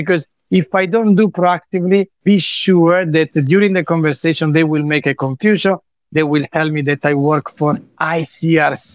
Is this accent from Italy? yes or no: yes; Lecce, Apulia, Italy; I come from Lecce